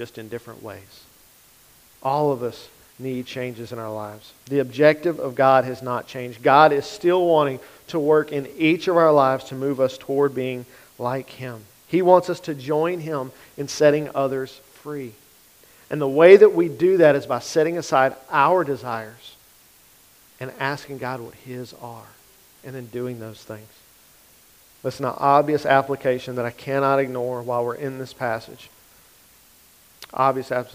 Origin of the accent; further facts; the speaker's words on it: Grant Parish, Louisiana, United States; I'm from Grant Parish